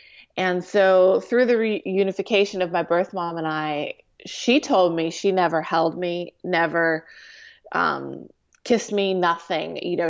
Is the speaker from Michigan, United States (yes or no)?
no; California, United States; also born or lived in Santa Monica; But I was born in Santa Monica, California, and adopted to a great family in Orange County.